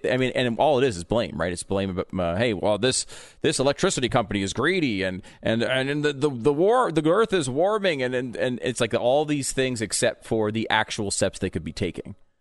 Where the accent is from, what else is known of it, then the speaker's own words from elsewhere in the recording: Connecticut, United States; also born or lived in New York; now in Texas, United States; I grew up in Connecticut. I was born in New York